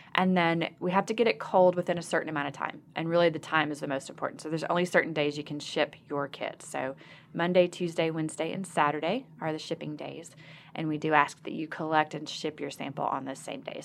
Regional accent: Arkansas, United States; I'm from Arkansas as a, as a hometown girl

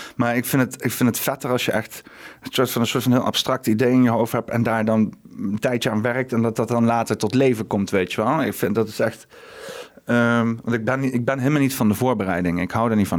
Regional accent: Huissen, Gelderland, Netherlands; now in Arnhem, Netherlands; ik kom met Husse eigenlijk, maar dat is hm. heel dicht naast Arnhem

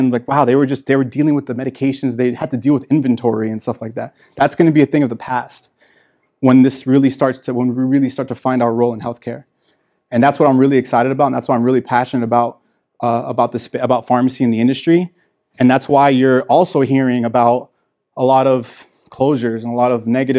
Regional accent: Miami, Florida, United States; I grew up in Miami, Florida

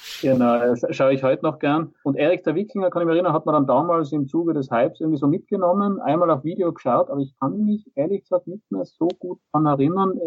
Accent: Austria; bei uns in Österreich

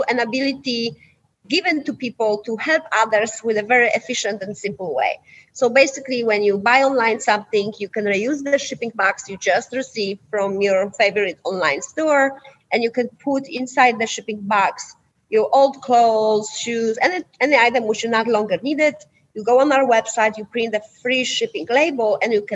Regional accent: Poland; English is a second language; now in United States; I'm originally from Poland.

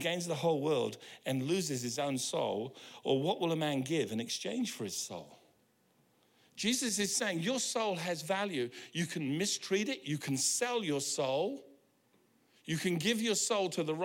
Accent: United Kingdom; now in New Zealand; I'm British

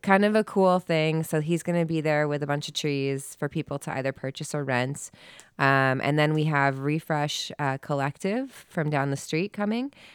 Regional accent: Chicago, Illinois, United States; I'm from Chicago

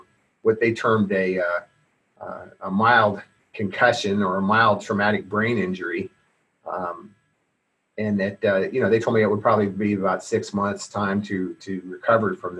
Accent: Seattle, Washington, United States; also born or lived in Bainbridge Island, Washington; I grew up in primarily in the Seattle area

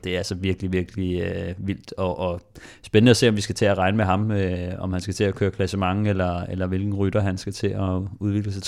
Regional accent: Denmark; fordi vi er danskere

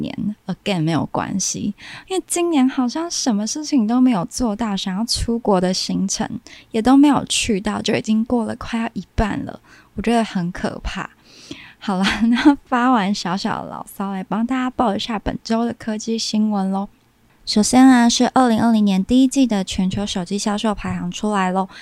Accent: Kaohsiung, Taiwan; moved away as an adult; now in Taipei, Taiwan; 我是高雄人嘛，然后所以搬来台北工作

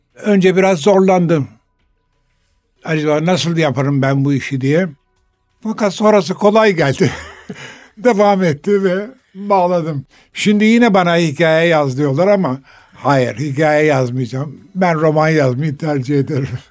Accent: Istanbul, Turkey; ben 3 asırdan beri İstanbul'da yaşayan bir ailenin çocuğuyum.

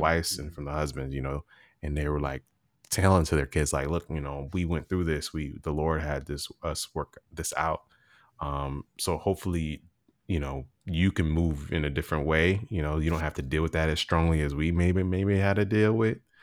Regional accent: Virginia, United States; being from Virginia

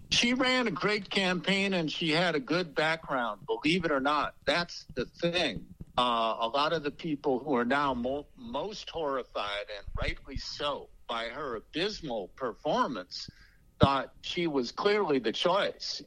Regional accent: Chicago, Illinois, United States; where I grew up on the South Side

